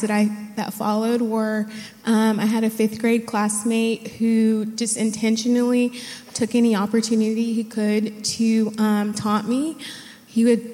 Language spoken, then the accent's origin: English; Dallas, Texas, United States; I grew up in the Dallas area.